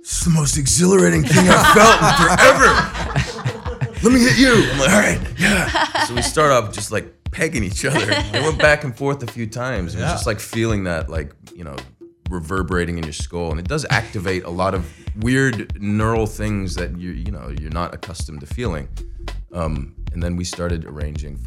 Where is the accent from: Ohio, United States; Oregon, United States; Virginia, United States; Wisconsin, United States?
Ohio, United States; Yellow Springs; moved away as an adult; also born or lived in Beirut, Lebanon / London; I grew up in Yellow Springs, Ohio, which is a very small little hippie town